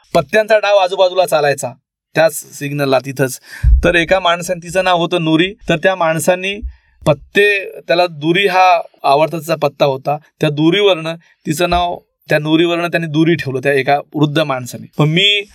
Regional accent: Marathwada, Maharashtra, India; also born or lived in Aurangabad; मी मराठवाड्यातले आहे

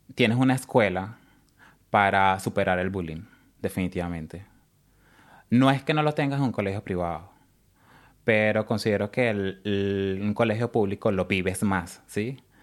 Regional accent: Caracas, Capital District, Venezuela; moved away as an adult; also born or lived in San Cristóbal, Venezuela; now in Australia; Soy de Caracas, es, mi familia es de los Andes, de San Cristóbal específicamente. Eh, nací en Caracas, pero estuve como que me crié como en esa parte de Caracas y San Cristóbal

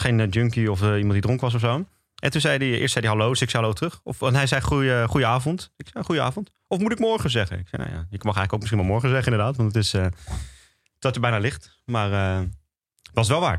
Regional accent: Amersfoort, Utrecht, Netherlands; ik uit Amersfoort kwam

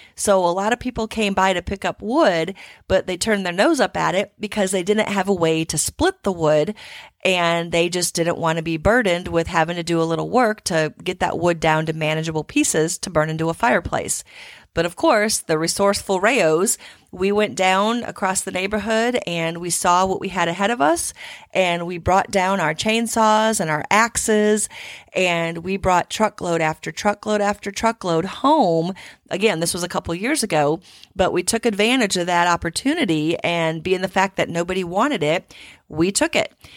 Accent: Midwest, United States; now in Houston, United States; growing up in the Midwest

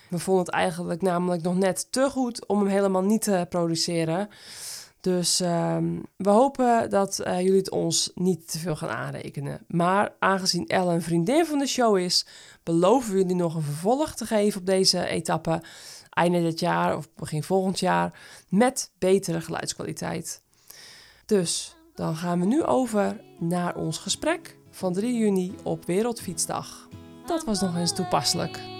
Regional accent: Harmelen, Utrecht, Netherlands; now in Woerden, Netherlands; Van 11 februari 1987, 35 jaar jong, geboren en getogen in Harmelen, woonachtig in Woerden.

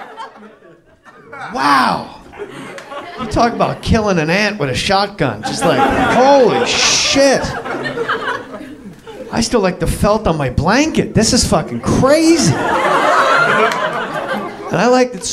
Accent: New Jersey, United States; I'm from New Jersey

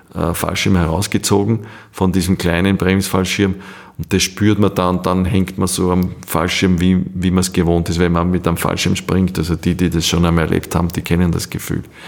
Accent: Austria; wir haben als Österreicher

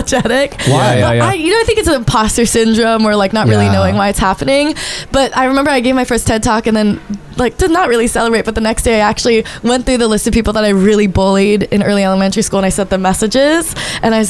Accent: Portland, Oregon, United States; also born or lived in New York City, New York; growing up in Chinatown for a little bit and then going to Portland

